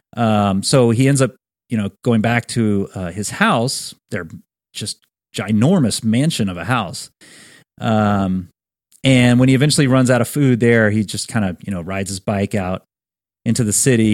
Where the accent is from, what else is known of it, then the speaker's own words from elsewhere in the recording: Baton Rouge, Louisiana, United States; our, uh, very old friend, Clint Grimion, who, uh, we grew up with in Baton Rouge.